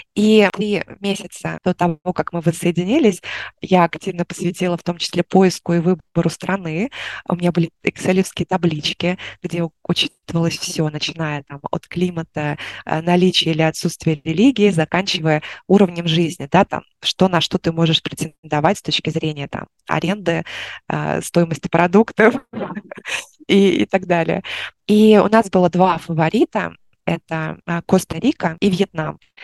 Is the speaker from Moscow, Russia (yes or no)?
yes; Moscow, Russia; moved away as an adult; now in Vietnam; я из Москвы